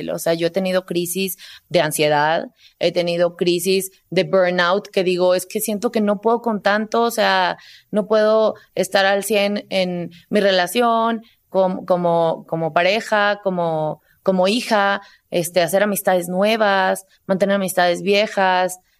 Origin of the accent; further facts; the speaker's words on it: San Luis Potosí, Mexico; moved away; Porque no te platiqué, pero yo me salí de San Luis Potosí y la primera ciudad a la que fui fue a Monterrey.